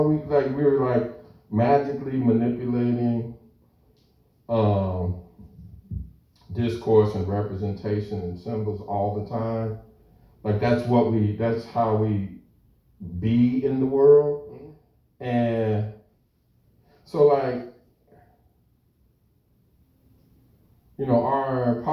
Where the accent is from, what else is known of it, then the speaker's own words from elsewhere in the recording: United States; growing up in the United States as a racialized post-colonial subject